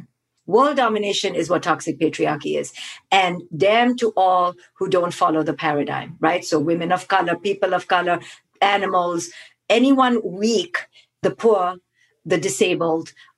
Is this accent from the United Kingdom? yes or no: no; India; growing up in India